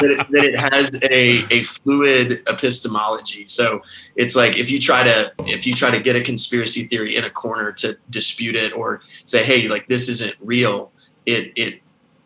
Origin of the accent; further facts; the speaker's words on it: the South, United States; moved away as an adult; now in Scotland, United Kingdom; I was raised in the South